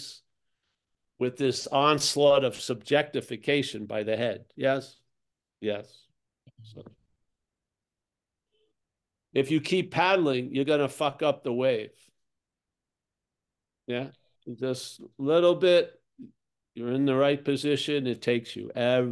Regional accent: Rockville Centre, New York, United States; I'm from Long Island

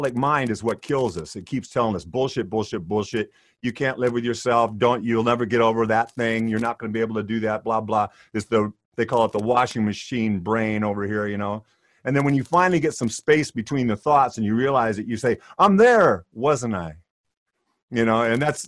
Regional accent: Oroville, California, United States; also born or lived in Worcestershire, England; now in United Kingdom; I'm from Oroville, California, originally. But I've been living in the UK since 1993

